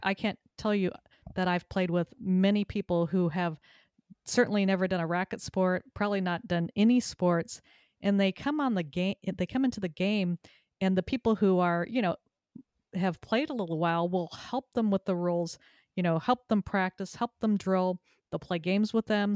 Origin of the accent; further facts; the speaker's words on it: Southern California, United States; also born or lived in Texas; now in Connecticut, United States; I moved to Connecticut from Texas after living there for twenty-five years and growing up in Southern California.